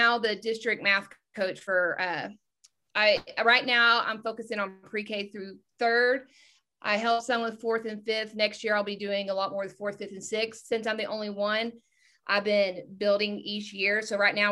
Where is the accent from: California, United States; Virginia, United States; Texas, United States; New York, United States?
Texas, United States; I'm from Texas